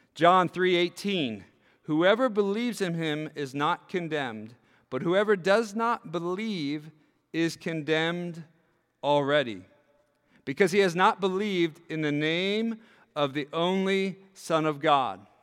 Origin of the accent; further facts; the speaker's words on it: York, Pennsylvania, United States; when I grew up in York, Pennsylvania